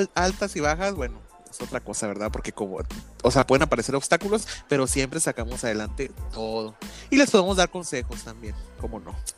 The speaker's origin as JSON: {"language": "Spanish", "country": "Mexico", "said": "somos mexicanos y nosotros siempre tenemos que hablar en doble sentido"}